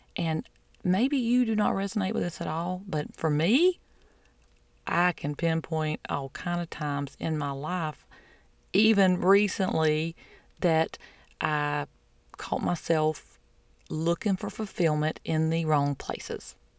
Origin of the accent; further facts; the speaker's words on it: the South, United States; I'm from the South